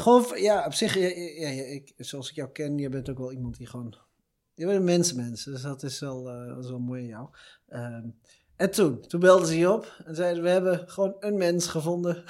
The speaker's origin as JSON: {"language": "Dutch", "town": "Veenendaal", "region": "Utrecht", "country": "Netherlands", "said": "we komen uit hetzelfde dorp ook nog, stad, gemeente, dat is het? Gemeente. Iets tussenin. V-City, Veenendaal"}